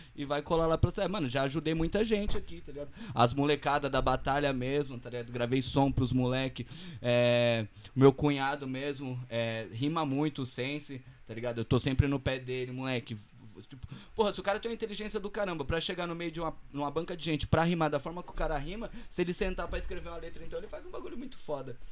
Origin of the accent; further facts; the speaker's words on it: Brazil; eu sou do Barreto